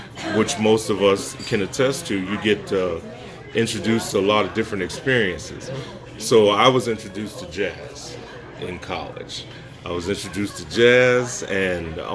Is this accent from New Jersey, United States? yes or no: yes; Trenton, New Jersey, United States; also born or lived in South Carolina / Brooklyn, New York; I was born in South Carolina. Moved to Trenton, actually moved from South Carolina to Brooklyn, New York as a child, and then came to Trenton as a six-year-old with my family